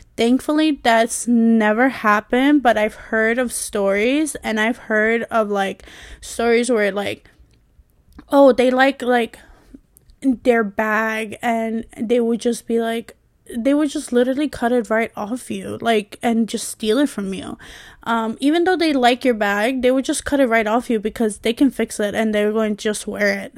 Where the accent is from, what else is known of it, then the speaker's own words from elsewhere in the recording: New York, United States; I was born and raised in, um, you know, in New York